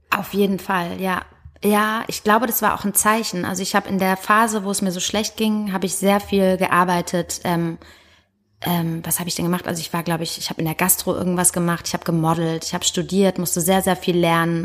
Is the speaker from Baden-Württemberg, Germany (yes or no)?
yes; Heidelberg, Baden-Württemberg, Germany; moved away as an adult; also born or lived in Hamburg; now in Berlin, Germany; ich bin in Heidelberg geboren